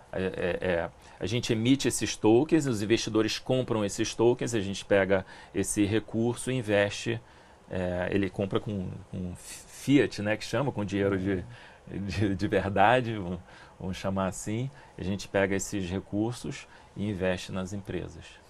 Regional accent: Rio de Janeiro, Brazil; eu morei a vida inteira em Ipanema

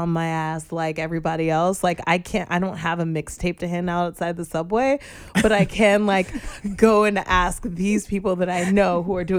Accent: New York City, New York, United States; also born or lived in Florida; I grew up here in Brooklyn. I had a brief stint in Florida when I was just a lass. And then we moved right back to Brooklyn.

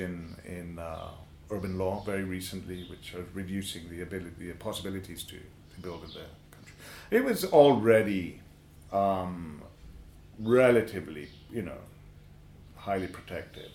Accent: Morna Valley, Ibiza, Balearic Islands, Spain; I grew up in the Morne Valley

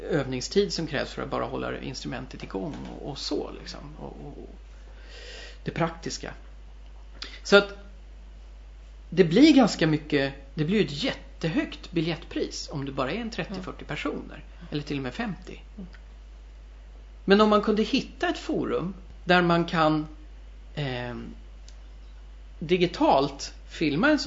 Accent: Värmdö, Stockholm County, Sweden; also born or lived in Germany; Jag är ju från Värmdö

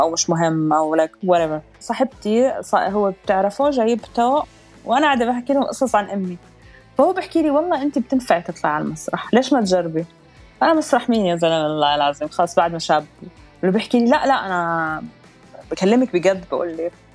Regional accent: Amman, Amman Governorate, Jordan; born or raised there; moved away as an adult; also born or lived in Abu Dhabi, United Arab Emirates; now in Dubai, United Arab Emirates

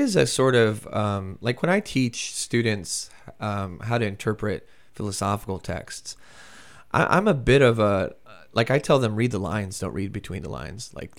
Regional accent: United States; but as an American, it's also pretty familiar.

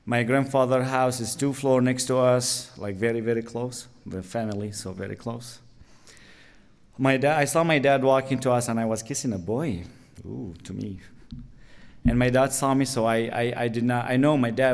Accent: Latakia, Latakia Governorate, Syria; English is a second language; moved away as an adult; also born or lived in Damascus; I'm originally from Latakia

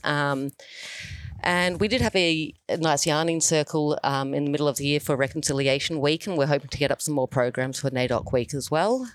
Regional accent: New Zealand; now in Australia; I grew up in New Zealand

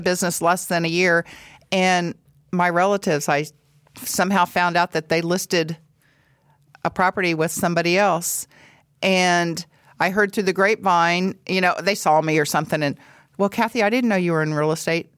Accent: Paola, Kansas, United States; I'm from Paola, Kansas, have lived there all my life, went to school in Paola, Kansas

